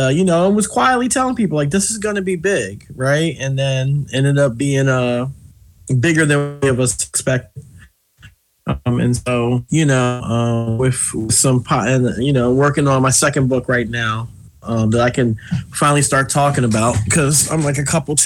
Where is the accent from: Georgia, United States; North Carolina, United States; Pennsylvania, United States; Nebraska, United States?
Pennsylvania, United States; Philadelphia; I grew up in West Philadelphia on 63rd Street